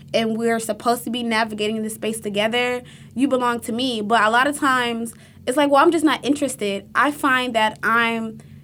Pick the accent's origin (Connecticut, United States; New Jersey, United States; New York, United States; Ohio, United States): Ohio, United States; Cuyahoga County; I'm not exotic. I'm from Cuyahoga County.